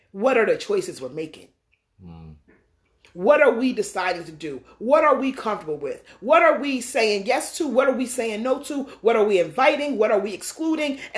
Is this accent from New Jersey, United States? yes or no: yes; Westfield, New Jersey, United States; I'm from Westfield, New Jersey, which is the suburbs.